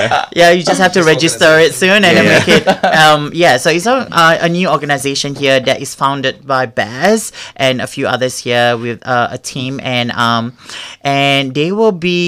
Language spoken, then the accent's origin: English; Singapore; now in Melbourne, Australia; No, I mean, I come from Singapore. Like, everything has to be on time, like super OCD.